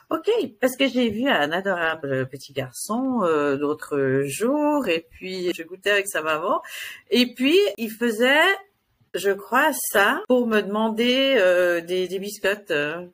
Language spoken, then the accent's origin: French; United States; now in Switzerland; j'ai grandi aux États-Unis